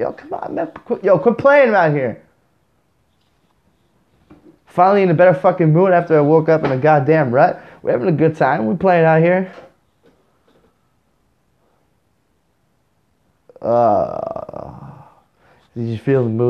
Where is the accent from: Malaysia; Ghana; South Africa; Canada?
Canada; I'm Canadian.